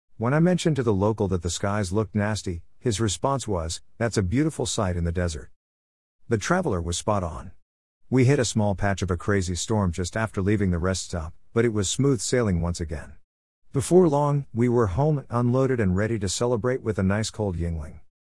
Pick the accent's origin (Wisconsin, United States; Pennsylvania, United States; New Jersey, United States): Pennsylvania, United States; Scranton; moved away; my hometown of Scranton